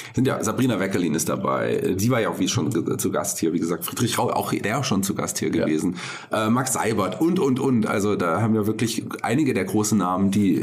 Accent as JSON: {"language": "German", "town": "Fulda", "region": "Hesse", "country": "Germany", "tie": "born or raised there", "said": "gebürtiger Fulderer und auch Kulturmensch aus Fulda"}